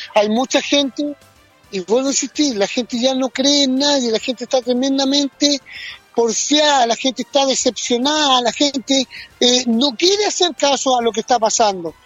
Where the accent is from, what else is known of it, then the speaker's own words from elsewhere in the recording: Chile; somos los chilenos